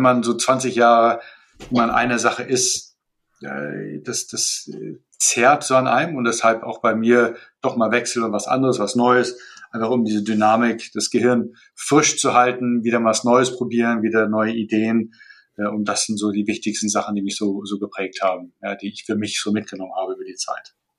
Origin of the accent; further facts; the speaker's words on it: Malaysia; moved away as an adult; also born or lived in Colorado, United States / Turkey / France / Russia; also ich bin in Malaysia geboren, da aufgewachsen